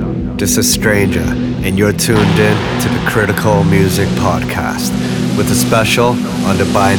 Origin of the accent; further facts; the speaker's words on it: Toronto, Ontario, Canada; my hometown, Toronto, Canada.